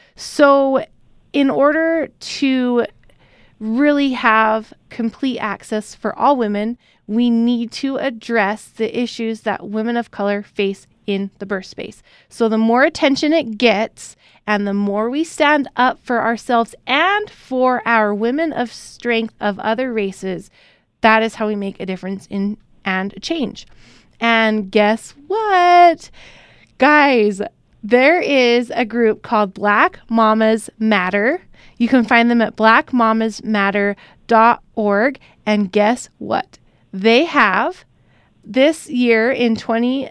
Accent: Utah, United States; we're from Utah, which is mostly white

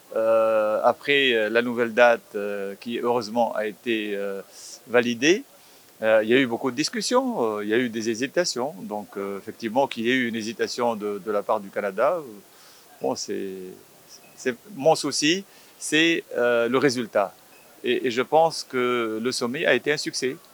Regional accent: Tunisia; first language Arabic; French is a second language; je suis tunisien

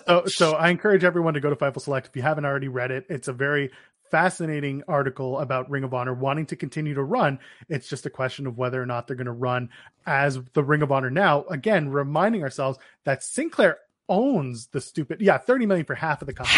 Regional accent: Canada; we're Canadian

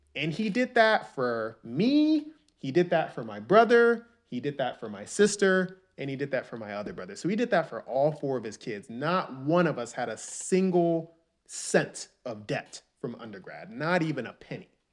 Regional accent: New York City, New York, United States; also born or lived in Nigeria (ancestry); I'm Nigerian, and most of my family lives in Nigeria. But I was born in the United States. I was born in Harlem

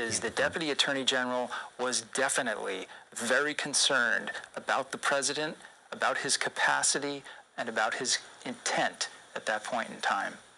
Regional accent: United States; we as American citizens

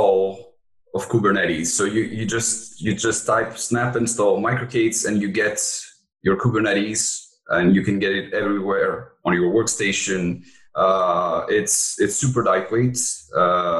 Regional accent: Athens, Attica, Greece; moved away as an adult; now in France; I was born and raised in Greece, in Athens, and my mother was French

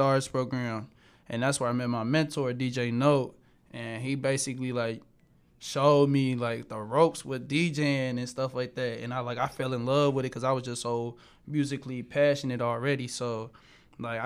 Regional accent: Cincinnati, Ohio, United States; I'm from Cincinnati. I'm from Ohio. I'm from the west side

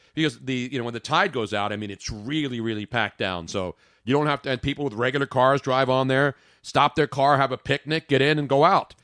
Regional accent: Philadelphia, Pennsylvania, United States; am born and raised in Philly

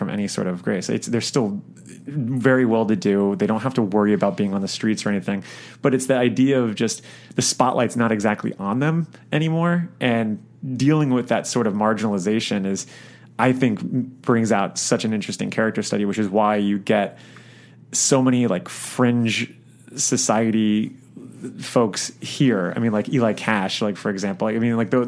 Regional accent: South Florida, United States; I'm from South Florida, which has a lot of like very big dividing lines in terms of class and structure and all. And I grew up in like some nice neighborhoods

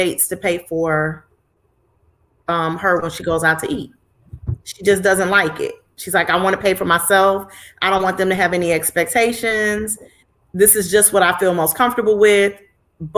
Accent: Chicago, Illinois, United States; I'm from Chicago.

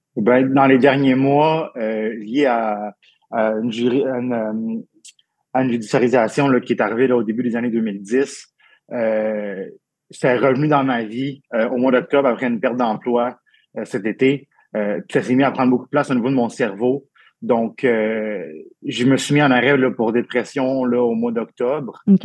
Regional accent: Abitibi-Témiscamingue, Quebec, Canada; je suis né en Abitibi-Témiscamingue euh, en 89

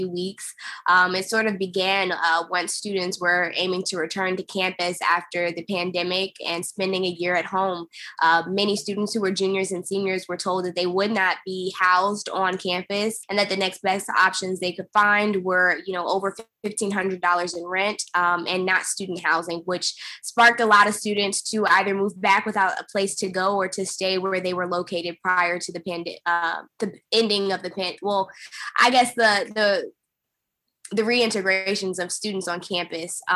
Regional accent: Charlotte, North Carolina, United States; moved away as an adult; now in Washington, D.C., United States; I was born in Charleston, South Carolina, and I moved to Charlotte, North Carolina, where I was raised intensely by my mother

